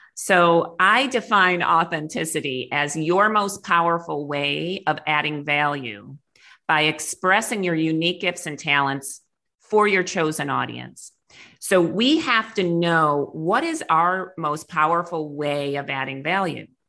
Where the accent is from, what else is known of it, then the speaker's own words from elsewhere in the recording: Clarence, New York, United States; moved away; I grew up in outside of Buffalo, New York, in a little town called Clarence